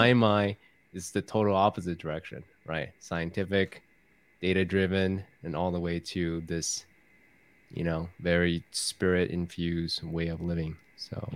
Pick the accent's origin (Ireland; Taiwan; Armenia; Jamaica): Taiwan; I was raised in Taiwan from a Confucius teaching background